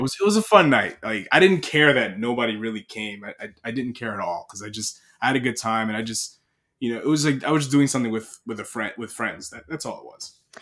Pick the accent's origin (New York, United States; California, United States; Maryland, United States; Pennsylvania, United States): New York, United States; Long Island; I'm from Long Island